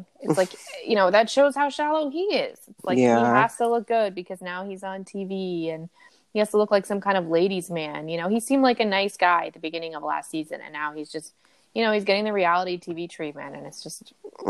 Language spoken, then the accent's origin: English; United States; And I'm from America